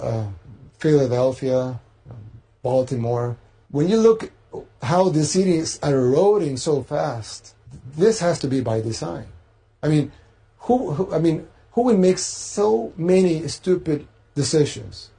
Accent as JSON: {"language": "English", "country": "El Salvador"}